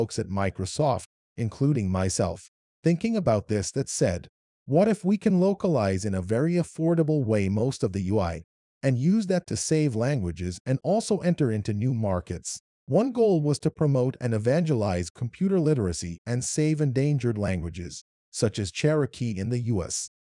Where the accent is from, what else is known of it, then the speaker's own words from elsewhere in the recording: Iran; accent: Arabic; When I talk to people, they can figure out my Arabic accent. They ask which Arab country I'm from, and I say I'm Iranian.